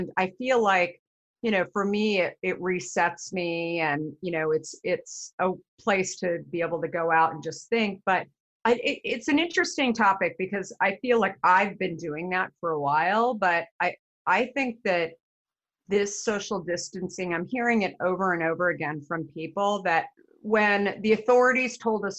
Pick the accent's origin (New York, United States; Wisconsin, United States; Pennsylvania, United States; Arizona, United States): Arizona, United States; I grew up in Arizona.